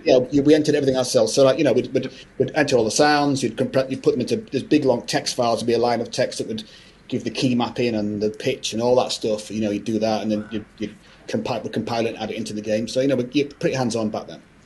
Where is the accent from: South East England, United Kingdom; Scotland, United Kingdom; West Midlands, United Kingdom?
Scotland, United Kingdom; i was born in you know, born in Scotland, so I'm Scottish.